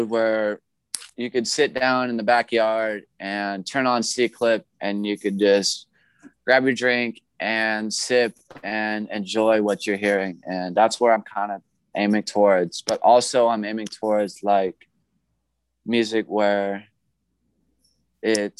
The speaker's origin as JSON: {"language": "English", "town": "Junction City", "region": "Ohio", "country": "United States", "also_born_or_lived": "Cleveland, Ohio / Oregon", "said": "I'm from Junction City, Ohio"}